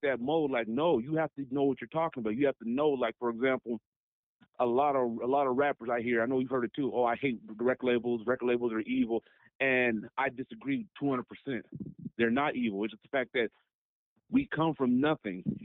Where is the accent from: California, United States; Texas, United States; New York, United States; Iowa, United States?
California, United States; Long Beach; I'm from Long Beach, California. I'm from Long Beach, LBC, City by the Sea. I'm from there